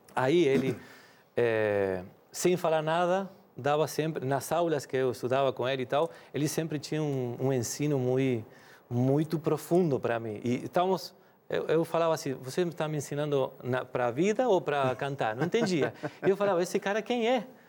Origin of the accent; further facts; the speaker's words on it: Rosario, Santa Fe, Argentina; Portuguese is a second language; moved away as an adult; now in Brazil; Voltamos para a mesma cidade onde eu nasci, Rosário